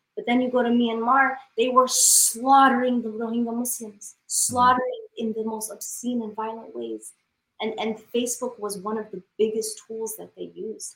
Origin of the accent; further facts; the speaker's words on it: Denver, Colorado, United States; moved away as an adult; now in Houston, United States; I'm born and raised in Denver. So mm-hmm. I'm from the mountains